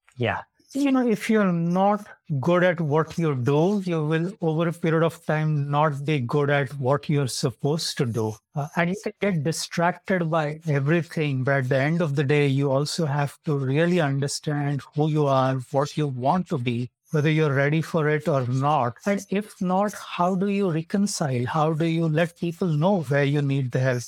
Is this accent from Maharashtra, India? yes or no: yes; Mumbai, Maharashtra, India; moved away as an adult; now in Jacksonville, United States; I come from Mumbai, India